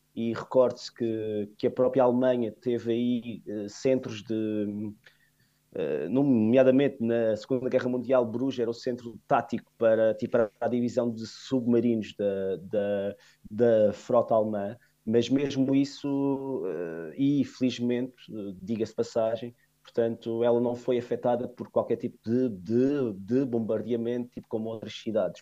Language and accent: Portuguese; Funchal, Madeira, Portugal